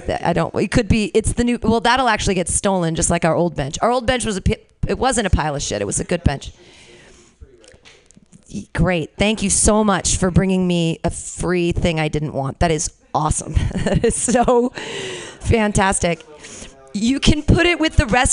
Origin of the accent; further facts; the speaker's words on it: Danville, California, United States; I grew up around there. I grew up in Danville